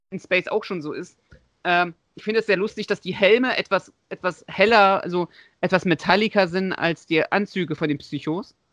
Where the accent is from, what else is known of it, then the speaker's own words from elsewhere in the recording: Leipzig, Saxony, Germany; born there; Das ist übrigens gebürtiger Leipziger, sehe ich gerade. Haha, genauso wie ich.